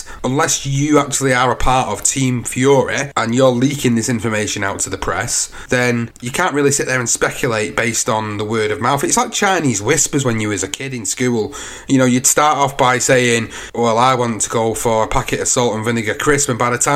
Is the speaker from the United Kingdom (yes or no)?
yes; United Kingdom; I'm British as well.